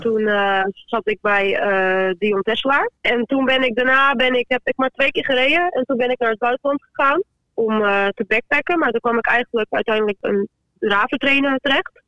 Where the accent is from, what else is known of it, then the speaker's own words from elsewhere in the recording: Friesland, Netherlands; now in Lisse, Netherlands; ik kom uit Friesland.